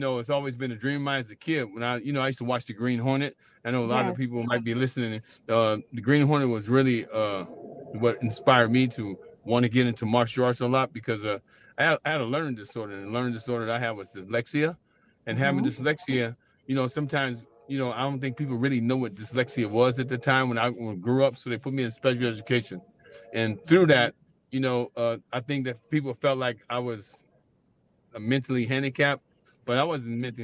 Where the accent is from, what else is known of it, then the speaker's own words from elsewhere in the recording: Erie, Pennsylvania, United States; moved away as an adult; also born or lived in Boston; now in California, United States; I was born and raised in Pennsylvania, not Philly by itself, but Erie, Pennsylvania is where I was born and raised.